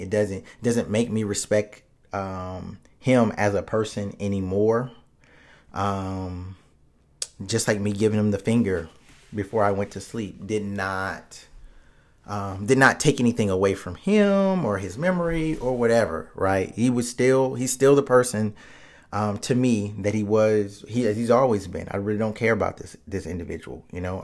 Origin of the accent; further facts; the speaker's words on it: United States; we're Americans